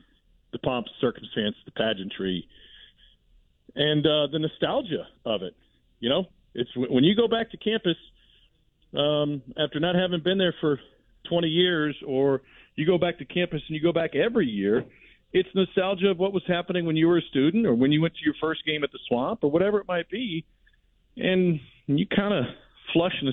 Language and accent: English; Columbia, Missouri, United States; I grew up in Columbia, Missouri, and grew up around the Missouri-Kansas rivalry.